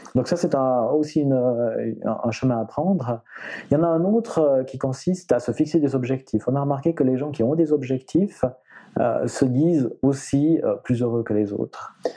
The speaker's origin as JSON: {"language": "French", "country": "Switzerland", "said": "chez nous en Suisse"}